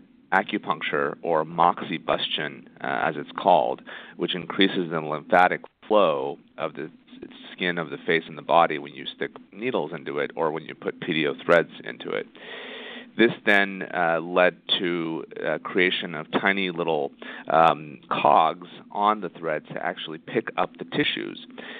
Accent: Indiana, United States; moved away as an adult; also born or lived in Florida / Toronto; now in Los Angeles, United States; originally I'm from Indiana, where I did my undergraduate and medical school work.

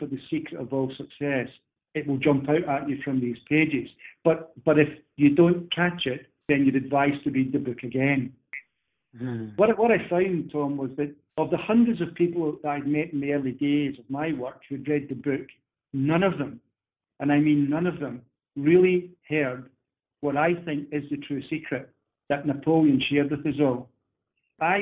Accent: Scotland, United Kingdom; being a Scotsman myself

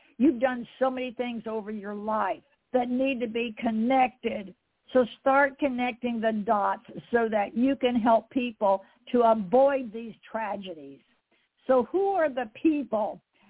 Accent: Fort Myers, Florida, United States; born there; I was born in Fort Myers, Florida, on one of his assignments.

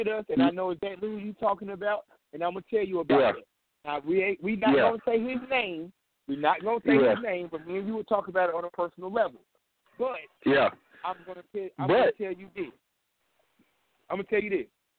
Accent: Kansas, United States; I know this for a fact. I'm from Kansas.

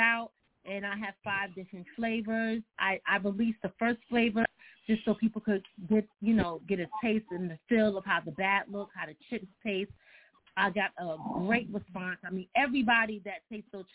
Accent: Philadelphia, Pennsylvania, United States; also born or lived in upstate New York; now in New York, United States; I live in New York. I'm upstate New York. Originally from Philly

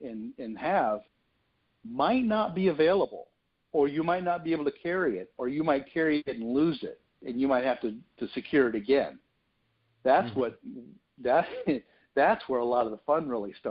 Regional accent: Florida, United States; moved away as an adult; I was born and raised in Florida, and I wrote this story to begin in an area that I lived up until about almost 2 years ago

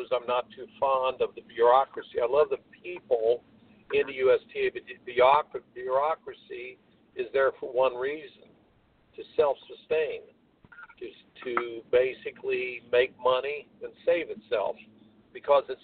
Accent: Indianapolis, Indiana, United States; I grew up in Indianapolis

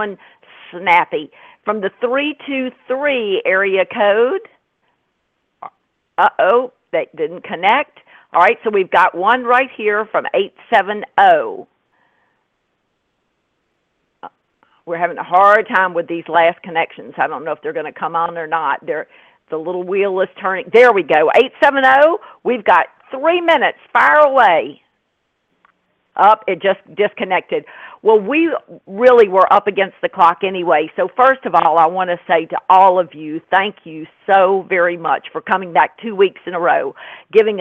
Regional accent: the South, United States; accent: southern; my southern accent

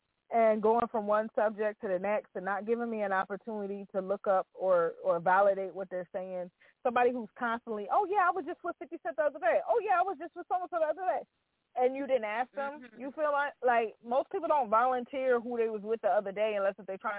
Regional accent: New Jersey, United States; So out of New Jersey, I'm from New Jersey.

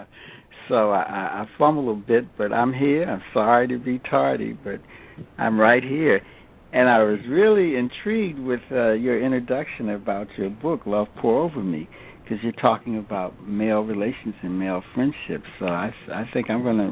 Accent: Alexandria, Virginia, United States; I grew up in Alexandria, Virginia

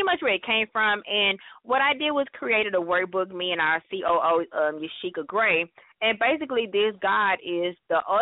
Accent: Dallas, Texas, United States; I'm born and raised in Dallas all my life

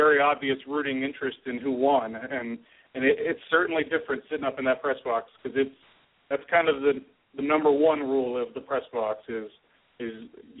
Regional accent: Tri-Cities, Washington, United States; I grew up in the Tri-Cities, born and raised there.

